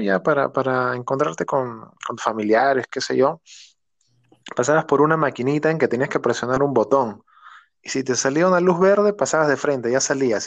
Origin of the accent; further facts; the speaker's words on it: Lima, Peru; nosotros somos del barrio de acá de San Juan del Urigancho